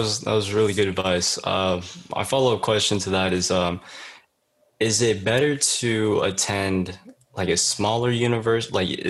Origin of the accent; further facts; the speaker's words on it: Bay Area, California, United States; I'm from California, up in the Bay Area. I'm in high school right now. I'm a senior going into college.